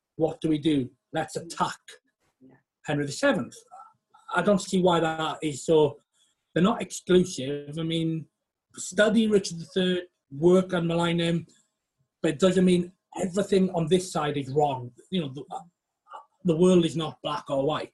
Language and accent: English; West Wales, United Kingdom; now in York, United Kingdom; I am from West Wales